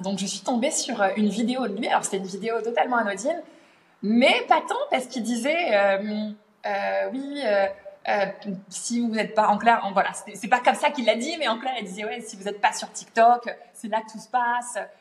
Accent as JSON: {"language": "French", "country": "France", "tie": "born or raised there", "also_born_or_lived": "London, United Kingdom", "moved": "as an adult", "lives_now": "Middle East", "said": "je suis née en France, j'ai grandi en France et euh, je me suis expatriée au Royaume-Uni à l'âge de 19 ans."}